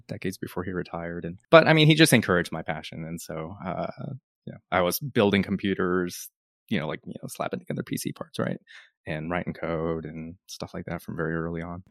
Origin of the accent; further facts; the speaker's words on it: Dallas, Texas, United States; moved away as an adult; also born or lived in Pennsylvania / Austin; I grew up in Dallas